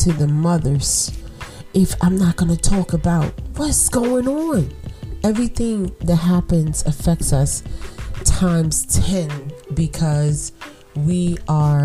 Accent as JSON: {"language": "English", "town": "New York City", "region": "New York", "country": "United States", "said": "I'm from Brooklyn. You know, I'm from buildings, concrete, little bit of trees"}